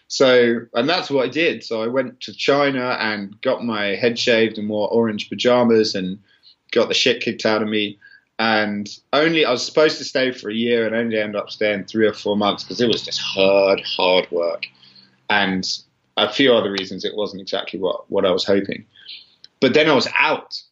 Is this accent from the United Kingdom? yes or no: yes; Kent, South East England, United Kingdom; also born or lived in London; we lived in Kent, which is called the Garden of England